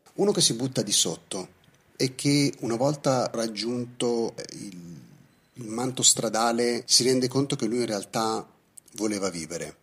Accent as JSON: {"language": "Italian", "town": "Milan", "region": "Lombardy", "country": "Italy", "tie": "born or raised there", "said": "tornavo sui banchi del liceo Alessandro Manzoni di Milano"}